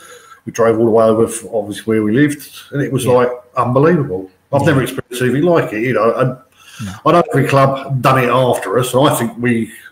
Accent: London, United Kingdom; my dad, we grew up in North London, it was either Arsenal or Tottenham, there was no in between.

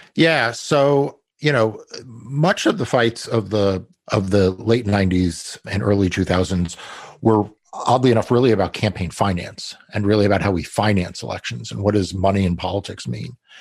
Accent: New York, United States; I grew up in New York

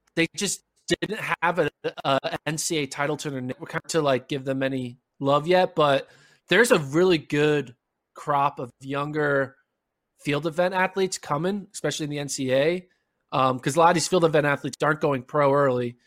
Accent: Pennsylvania, United States; I'm back in my hometown where I grew up

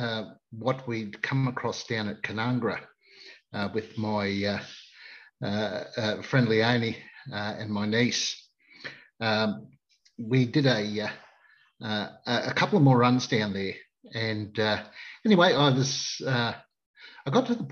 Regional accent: Queensland, Australia; being a Queenslander

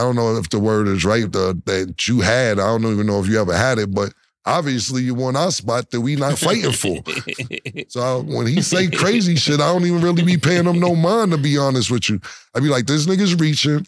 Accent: New York City, New York, United States; I'm from Harlem Uptown

